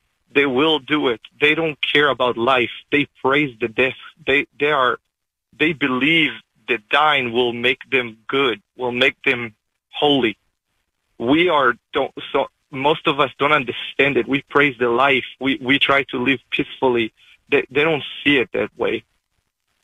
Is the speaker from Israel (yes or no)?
yes; Israel; now in North Carolina, United States; So I grew up in Israel. I live down in North Carolina, but I grew up in Israel